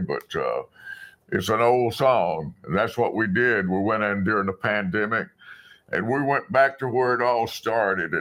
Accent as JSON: {"language": "English", "region": "South Alabama", "country": "United States", "tie": "born or raised there", "said": "the little country church where I grew up in South Alabama"}